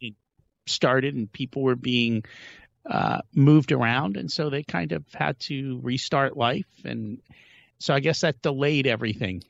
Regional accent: India; we're from India

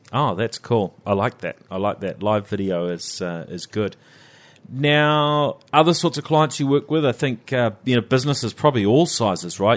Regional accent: New Zealand; accent: Kiwi; around the world, the Kiwis, well, there's not so many of us, right?

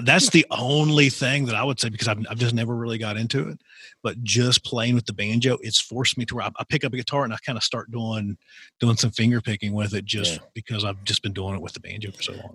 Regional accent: Appalachia, United States; I grew up in Appalachia

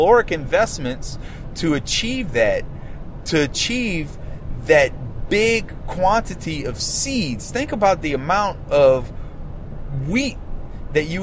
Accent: Louisiana, United States; my home state of Louisiana

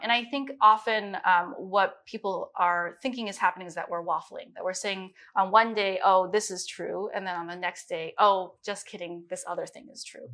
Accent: Midwest, United States; also born or lived in Beijing, China; especially growing up in the Midwest, I was, everybody saw me as Chinese.

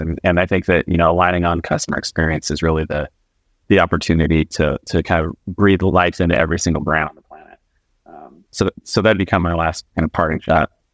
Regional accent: Alaska, United States; I grew up in Alaska, so I grew up in a very like remote town in Alaska

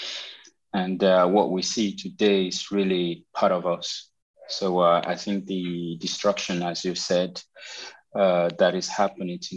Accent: Nigeria; moved away as an adult; also born or lived in Paris, France; now in Berlin, Germany; I'm a Nigerian singer songwriter who've been living abroad for a while now.

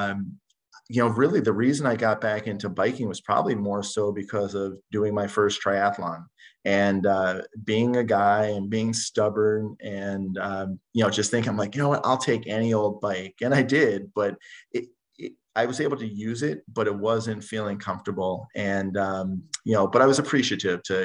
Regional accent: New Jersey, United States; now in Minnetonka, United States; I'm from New Jersey

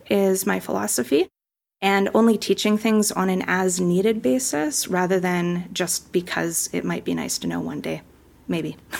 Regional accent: Kelowna, British Columbia, Canada; moved away as an adult; now in Puerto Vallarta, Mexico; I grew up in Kelowna, British Columbia, Canada, and I've been living in Puerto Vallarta full-time since two thousand sixteen as an expat

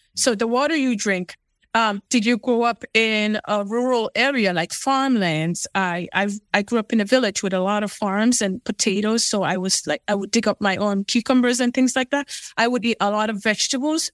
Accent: Sierra Leone; now in United States; I was born in Sierra Leone, West Africa. So, I am Fulani by, by nature

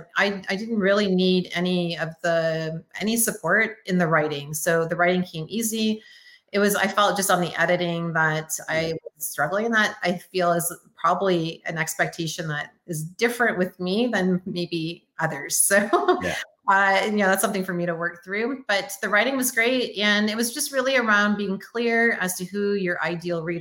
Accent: Canada; also born or lived in Windsor, Ontario; now in Oklahoma, United States; I'm Canadian

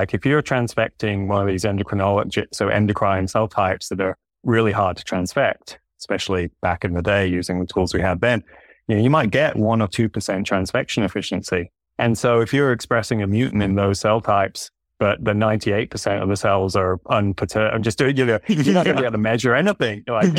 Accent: Saudi Arabia; now in United States; And for me, I grew up in Saudi Arabia, actually.

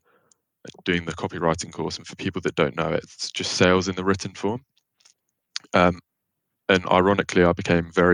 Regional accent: London, United Kingdom; I'm from Barnet in North London.

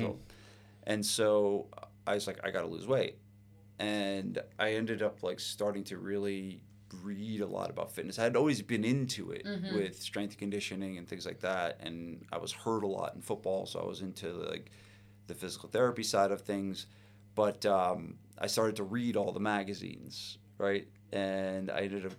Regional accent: New Providence, New Jersey, United States; I grew up in New Providence

